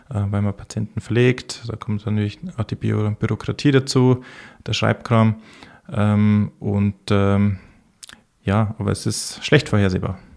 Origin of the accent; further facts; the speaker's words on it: Bavaria, Germany; Ich komme ursprünglich aus dem Bayerischen Wald. Ich bin 1982 äh, äh, in einem kleinen Ort im Herzen des Bayerischen Waldes geboren, nicht weit weg von der tschechischen Grenze und der österreichischen Grenze bin dort dann aufgewachsen